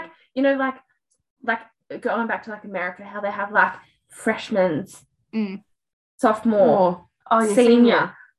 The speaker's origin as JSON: {"language": "English", "country": "Australia", "accent": "Australian", "said": "I've got an Australian accent and we sound bogan as fuck."}